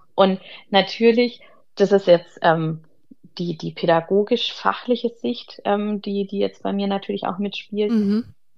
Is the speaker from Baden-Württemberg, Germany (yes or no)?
yes; Ludwigsburg, Baden-Württemberg, Germany; ich komme aus Ludwigsburg, das ist in der Nähe bei Stuttgart